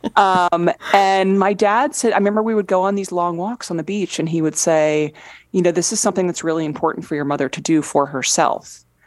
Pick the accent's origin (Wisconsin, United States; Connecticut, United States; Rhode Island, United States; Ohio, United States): Connecticut, United States; Fairfield County; growing up in Fairfield County, Connecticut